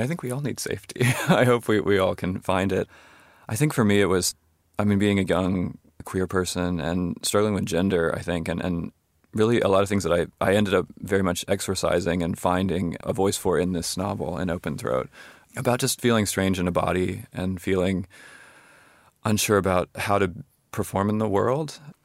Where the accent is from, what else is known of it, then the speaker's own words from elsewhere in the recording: Charlottesville, Virginia, United States; my hometown of Charlottesville, Virginia